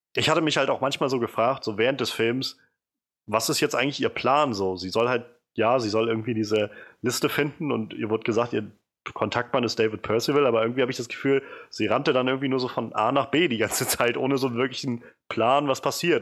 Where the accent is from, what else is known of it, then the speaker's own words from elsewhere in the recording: a city in former East Germany, eastern Germany, Germany; ich bin nicht mehr im Osten aufgewachsen, aber gab dann doch genug, äh, alte Bauten noch in der Stadt, wo ich aufgewachsen bin, die ja immer noch aus D D R-Zeiten da standen